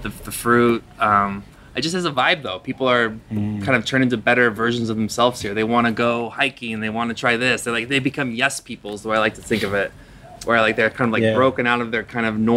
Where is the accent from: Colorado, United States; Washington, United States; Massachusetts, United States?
Washington, United States; Seattle; moved away as an adult; also born or lived in China; now in Bali, Indonesia; I'm from Seattle